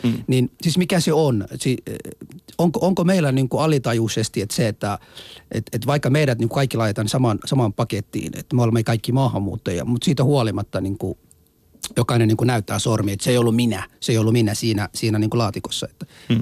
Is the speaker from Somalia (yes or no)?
yes; Somalia; now in Finland; Mä oon somalaista kotoisin